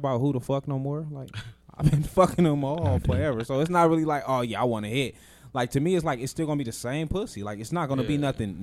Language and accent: English; Las Vegas, Nevada, United States; we grew up we in Vegas.